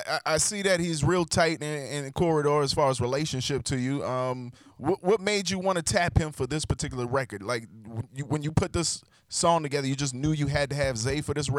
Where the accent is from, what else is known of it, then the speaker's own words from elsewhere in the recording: Charleston, South Carolina, United States; I grew up in Charleston, South Carolina.